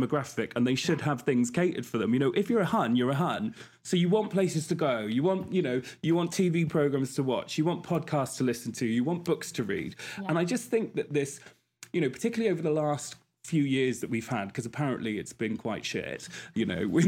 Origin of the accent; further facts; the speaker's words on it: Wales, United Kingdom; I'm not Scouse, as we thought. I'm from Wales